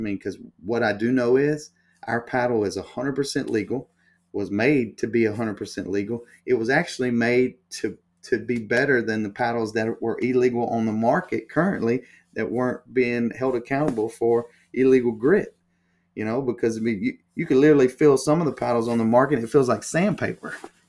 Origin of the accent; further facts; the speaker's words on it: the South, United States; And listen, I'm from the South, so I know how the good old boy network works, right?